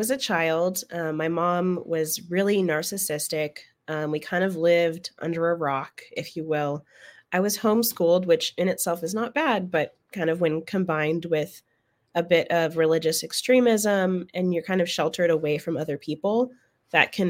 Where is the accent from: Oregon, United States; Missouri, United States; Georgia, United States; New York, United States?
Oregon, United States; moved away as an adult; now in San Antonio, United States; I'm from Oregon originally, and I ended up here in Texas after I joined the military